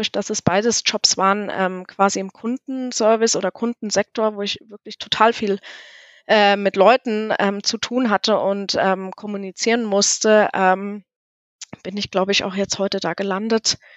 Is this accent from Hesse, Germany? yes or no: yes; Hesse, Germany; also born or lived in Munich; Ich bin gebürtig aus Südhessen und bin dann, ähm, ich hatte es dann nach München verschlagen, weil ich studieren wollte